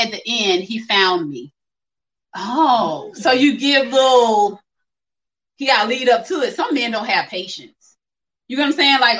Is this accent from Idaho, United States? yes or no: no; Orangeburg, South Carolina, United States; We're both from Orangeburg. Well, I've been here since I was three, so I'm from Orangeburg.